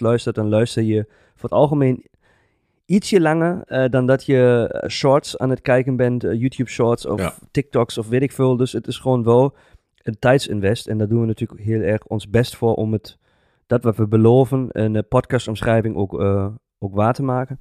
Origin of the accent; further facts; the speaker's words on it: Germany; Dutch is a second language; moved away as an adult; now in Netherlands; Ik ben gewoon een Duitser